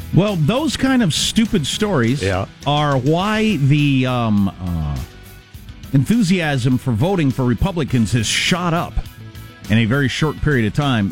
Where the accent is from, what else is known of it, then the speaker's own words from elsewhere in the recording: United States; I'm American